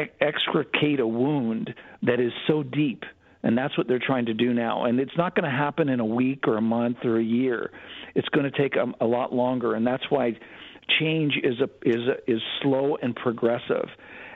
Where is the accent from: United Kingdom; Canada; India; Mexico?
Canada; also born or lived in United States; I've lived in Canada for most of my life, over 50 years in Canada. I'm Canadian, and I do see the difference.